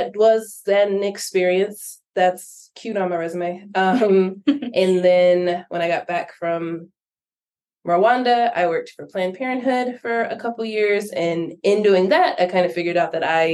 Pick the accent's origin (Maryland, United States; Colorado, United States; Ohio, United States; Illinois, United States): Colorado, United States; Denver; moved away as an adult; I am born and raised in Denver, but I am a nomad. So I've lived all over the world and all over the country